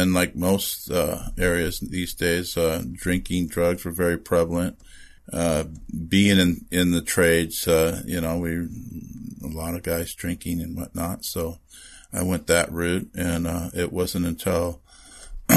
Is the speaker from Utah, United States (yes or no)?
no; Redondo Beach, California, United States; also born or lived in San Fernando Valley, California; I am a product of Southern California